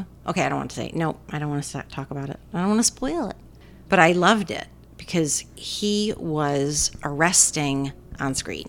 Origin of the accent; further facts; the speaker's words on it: Rhode Island, United States; I say aunt, because I'm from Rhode Island.